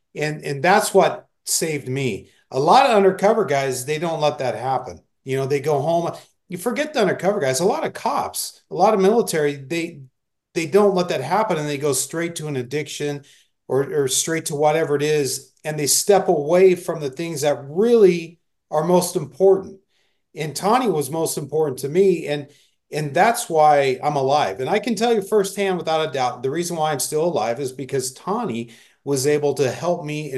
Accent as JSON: {"language": "English", "town": "Phoenix", "region": "Arizona", "country": "United States", "tie": "born or raised there", "said": "I grew up in Phoenix. I knew Phoenix like the back of my hand."}